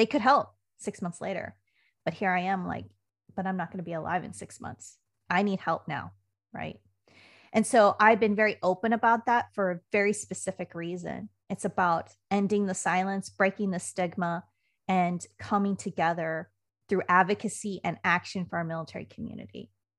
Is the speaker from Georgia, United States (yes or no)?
no; Puyallup, Washington, United States; I grew up in the great state of Washington. I'm from Puyallup, Washington, which is outside of Joint Base Lewis-McChord. And that's a rainy state.